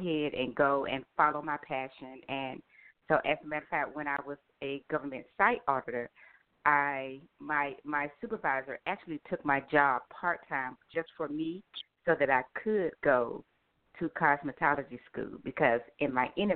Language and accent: English; Atlanta, Georgia, United States; I am from Atlanta, Georgia.